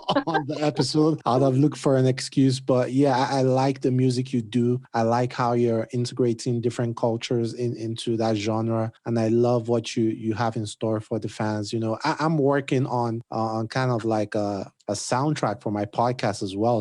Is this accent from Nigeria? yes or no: yes; Nigeria; I'm Nigerian